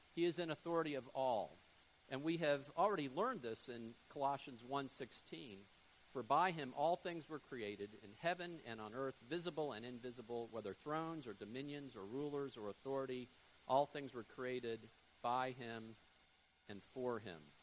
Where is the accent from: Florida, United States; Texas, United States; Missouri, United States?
Florida, United States; Fort Lauderdale; moved away as an adult; also born or lived in Jackson, Mississippi; now in Panama City, United States; I grew up in South Florida, Fort Lauderdale